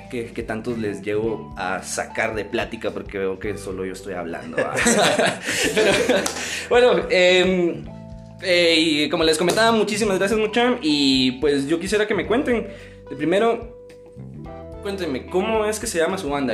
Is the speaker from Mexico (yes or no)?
no; Amatitlán, Guatemala Department, Guatemala; Nosotros somos de Amatitlán, para los que no conocen pues es una ciudad o un pueblo